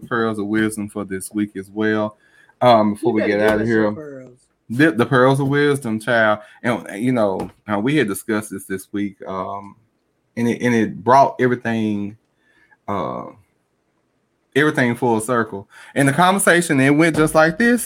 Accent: Baltimore, Maryland, United States; I'm from Baltimore this day. I'm from B-more

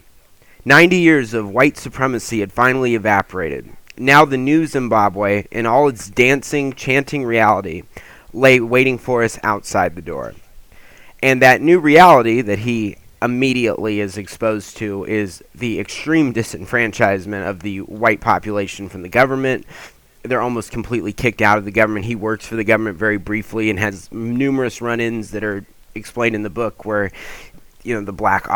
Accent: California, United States; as a Californian

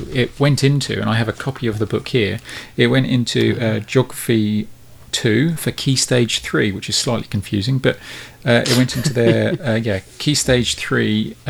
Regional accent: London, United Kingdom; now in New Zealand; I grew up in London

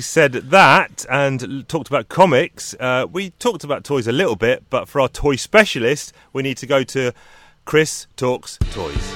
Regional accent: United Kingdom

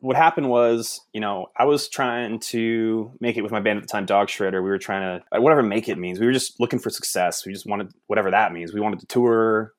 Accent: Bellingham, Washington, United States; every time I tell people I'm from Bellingham, Washington, they just don't. They think that is like a farm town to them.

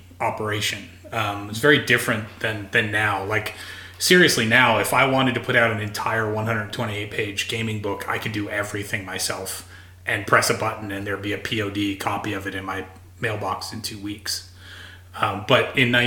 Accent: New York City, New York, United States; I grew up in New York City

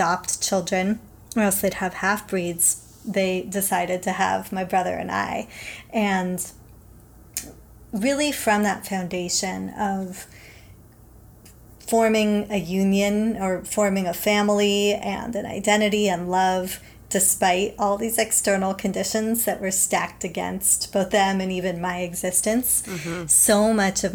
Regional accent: Los Angeles, California, United States; also born or lived in England; I grew up in Los Angeles.

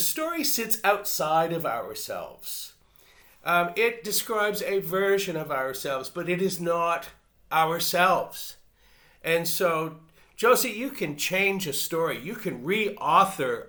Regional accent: Canada; moved away as an adult; now in Australia; I'm originally from Canada, and so my life is divided into two parts. The first part was in Canada and the second part here in Australia.

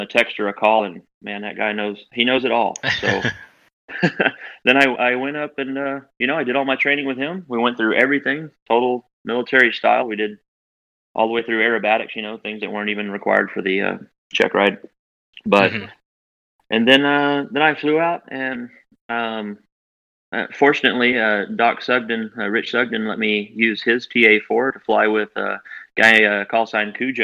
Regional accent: Big Spring, Texas, United States; I'm from Big Spring, Texas, out in West Texas, and consider the Midland Air Show as my hometown air show

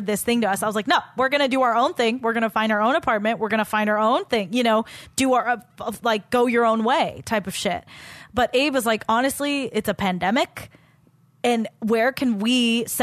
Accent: Walnut, California, United States; moved away; I didn't love growing up in Walnut

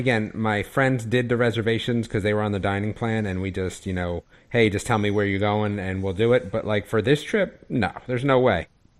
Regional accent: New Jersey, United States; moved away; being from New Jersey, we always had good Italian food, and now not living there

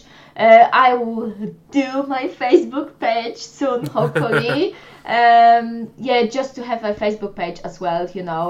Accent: Poland; English is a second language; moved away as an adult; now in United Kingdom; they knew I'm from Poland

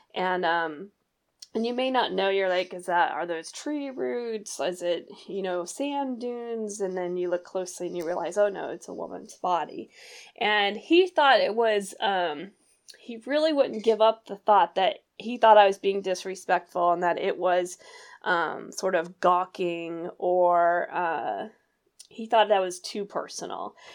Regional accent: Missouri, United States; my hometown here where I live in Missouri

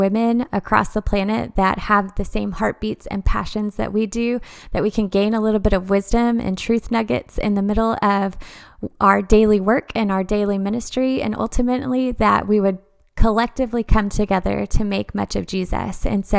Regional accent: Dallas, Texas, United States; now in Conway, United States; We are living in Conway, Arkansas. We are previously from the Dallas area.

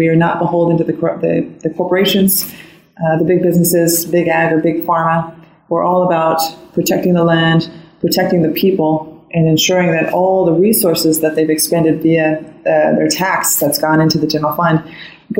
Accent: Idaho, United States; I'm from Idaho, and being the only candidate that's essentially the real American, the only one from Idaho

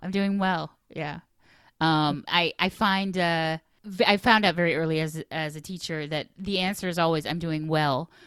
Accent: Finger Lakes, New York, United States; also born or lived in Washington, D.C.; a very kind of bucolic upbringing in the Finger Lakes

